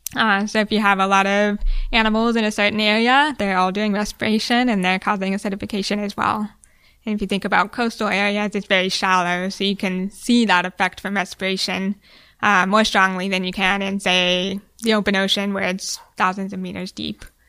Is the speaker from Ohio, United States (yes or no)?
yes; Ohio, United States; moved away as an adult; also born or lived in Hawaii / Bermuda; now in Key West, United States; I grew up in the Midwest